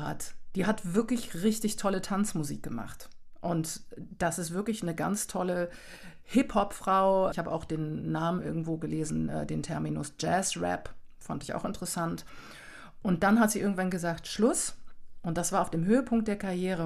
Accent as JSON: {"language": "German", "country": "Germany", "tie": "born or raised there", "also_born_or_lived": "Canada", "said": "mit meinem kanadischen Hintergrund, aber auch in Deutschland ja sozialisiert. Ich denke, ich habe auch keinen Akzent oder sowas."}